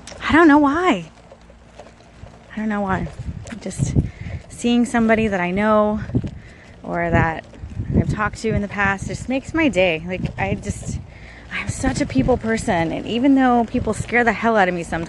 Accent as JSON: {"language": "English", "area": "Sumter County", "region": "Florida", "country": "United States", "tie": "born or raised there", "also_born_or_lived": "St. Petersburg, Florida", "said": "I was born in St. Petersburg, Florida. Lived there for a couple years. Then we moved to, like, way out in the boondocks where I grew up, in this place called Sumter County."}